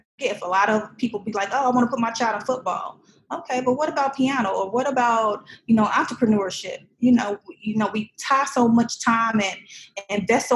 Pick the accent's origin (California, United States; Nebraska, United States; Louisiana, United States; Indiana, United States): Indiana, United States; Indianapolis; moved away; also born or lived in Chicago, Illinois / Muncie, Indiana / Kentucky / Florida; I'm originally from Chicago, But I spent most of my time in Indianapolis